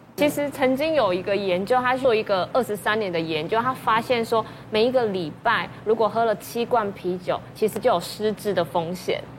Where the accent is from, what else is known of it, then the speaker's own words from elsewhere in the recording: Taiwan; 我们台湾人